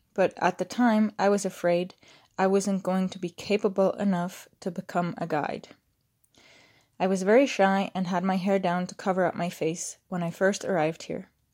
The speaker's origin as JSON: {"language": "English", "country": "Switzerland", "tie": "born or raised there", "moved": "as an adult", "said": "growing up in Switzerland in a tight system of going to school"}